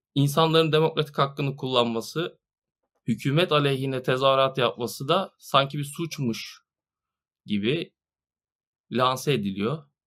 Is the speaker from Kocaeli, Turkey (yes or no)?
no; Marmaris, Muğla, Turkey; Bir Marmarisli olarak Burada son iki yıldır orman yangınlarını yaşıyoruz